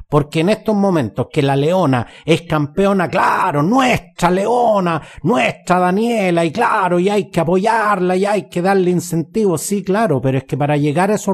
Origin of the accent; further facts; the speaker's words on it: Chile; Porque cuando los deportistas ganan, somos todos chilenos.